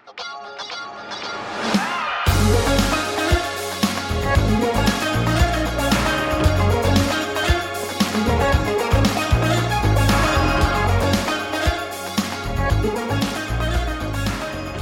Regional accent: Massachusetts, United States; I'm from Massachusetts

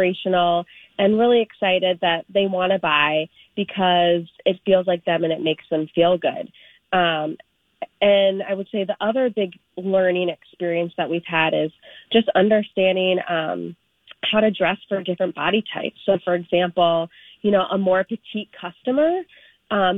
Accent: Florida, United States; moved away as an adult; now in Minnesota, United States; I'm originally not from Minnesota. I'm from Florida

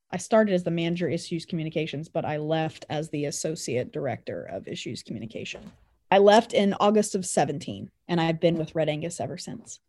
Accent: Colony, Kansas, United States; also born or lived in Greeley, Kansas; I grew up in Anderson County around Colony, Kansas

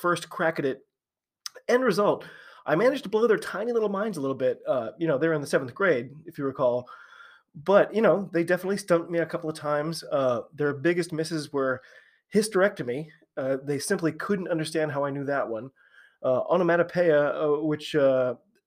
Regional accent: United States; I'm an American rugby fan

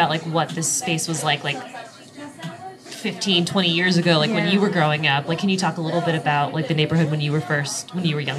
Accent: Miami, Florida, United States; moved away as an adult; I'm from Miami originally, and I have thought I've like left the minute I could. Like when I was 18, I was done. But then now that I'm older, now that I'm 30

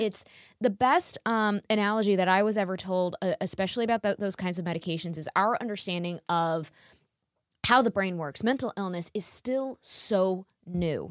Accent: New York, United States; I grew up in New York my whole life

